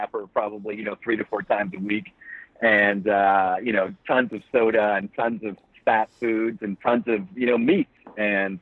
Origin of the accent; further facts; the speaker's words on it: Flint, Michigan, United States; now in Florida, United States; I live in Florida now, but I grew up in Flint, Michigan